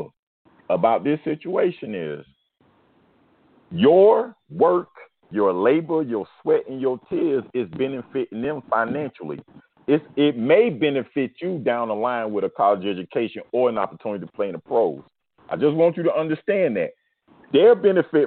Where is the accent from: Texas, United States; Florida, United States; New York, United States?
Florida, United States; Miami; I'm from Liberty City.